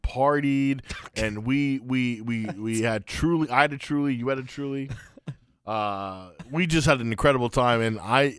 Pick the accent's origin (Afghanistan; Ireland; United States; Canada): Afghanistan; But weirded out because technically the Taliban don't rule it. And I'm like, right. Are they cool with that or not? It's a weird thing going on in my home